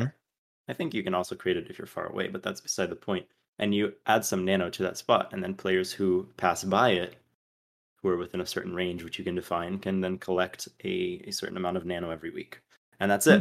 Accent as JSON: {"language": "English", "country": "Brazil", "tie": "born or raised there", "also_born_or_lived": "North Carolina, United States", "moved": "as an adult", "lives_now": "Atlanta, United States", "said": "I lived there from, from when I was eight until I was eighteen, and it was a very defining part of my childhood."}